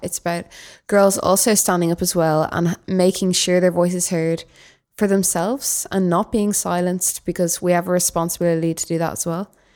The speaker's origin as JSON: {"language": "English", "town": "Dublin", "region": "Leinster", "country": "Ireland", "said": "I'm from Dublin."}